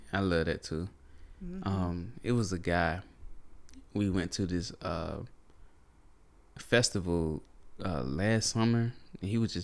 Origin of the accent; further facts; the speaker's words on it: North Carolina, United States; We grew up in North Carolina.